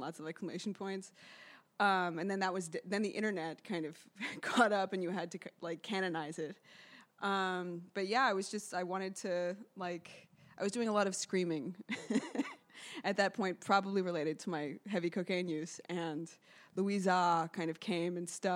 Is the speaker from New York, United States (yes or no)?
yes; New York City, New York, United States; I grew up here in New York City